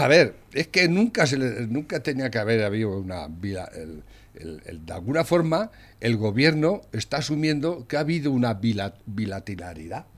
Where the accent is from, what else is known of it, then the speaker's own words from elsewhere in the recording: Spain; Yo como español